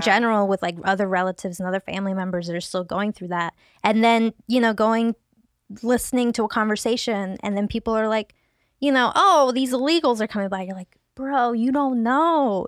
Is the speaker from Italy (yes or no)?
no; Seattle, Washington, United States; moved away as an adult; now in Los Angeles, United States; growing up in Seattle, uh, I grew up in one of the most diverse zip codes in the nation